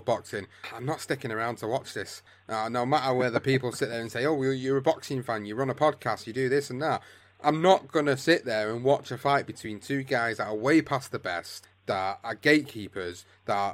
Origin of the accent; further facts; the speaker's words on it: United Kingdom; as British fighter fans, as British podcasters